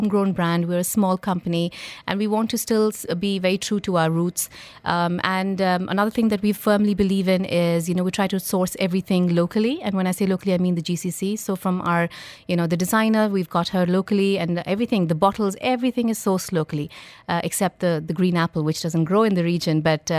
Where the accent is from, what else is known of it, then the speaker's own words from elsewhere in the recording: India; moved away; I'm basically from India, but I've lived outside India most of my life